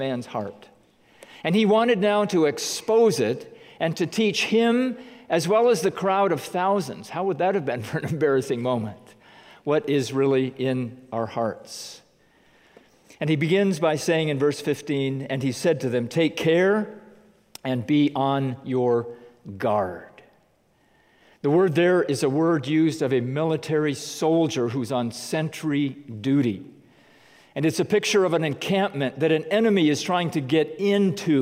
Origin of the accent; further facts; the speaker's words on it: United States; as American Christians